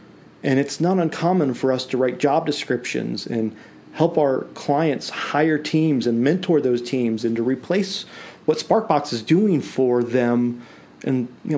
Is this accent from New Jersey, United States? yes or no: no; Nashville, Tennessee, United States; born there; No, I was born in Nashville, Tennessee